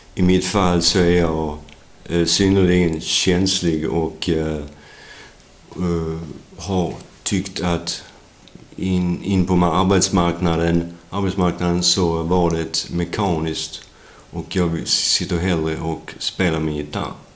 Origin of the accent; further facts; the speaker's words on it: Sweden; also born or lived in United States; jag föddes svensk